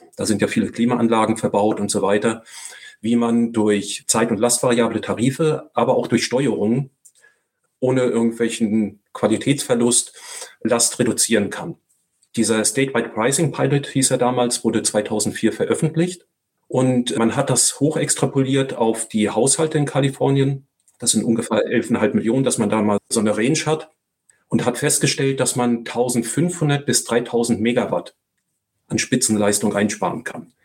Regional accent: Northern Germany, Germany; now in Walldorf, Germany; Sagt man hier unten normalerweise nicht, aber ich bin Norddeutscher

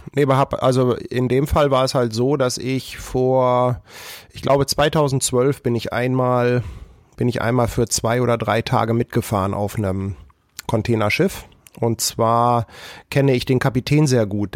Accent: Germany; wir Deutschen

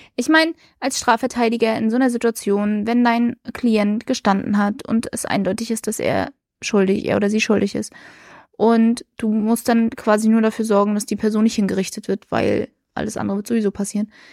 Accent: Rostock, Mecklenburg-Vorpommern, Germany; für uns als Rostocker

